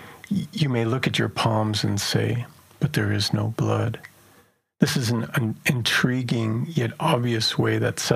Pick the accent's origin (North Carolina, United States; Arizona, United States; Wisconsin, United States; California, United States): Arizona, United States; Black Mesa; moved away; I'm originally from Black Mesa